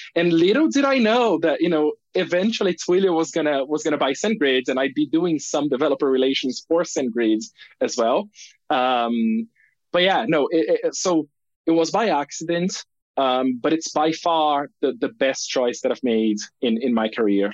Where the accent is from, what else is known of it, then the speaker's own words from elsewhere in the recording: Brazil; moved away as an adult; also born or lived in United Kingdom; I grew up in Brazil